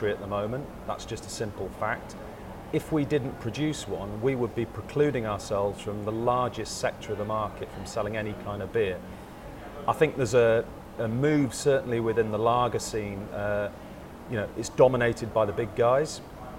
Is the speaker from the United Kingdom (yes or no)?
yes; Yorkshire and the Humber, United Kingdom; I'm kind of born and raised in Yorkshire